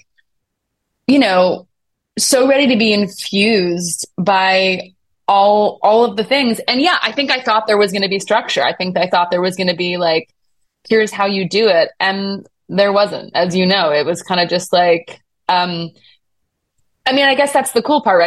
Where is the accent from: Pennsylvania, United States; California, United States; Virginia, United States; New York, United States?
New York, United States; Buffalo; moved away as an adult; also born or lived in North Carolina; I grew up in Buffalo, New York